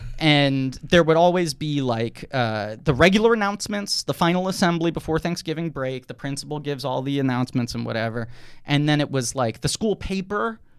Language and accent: English; New York City, New York, United States; I grew up in New York City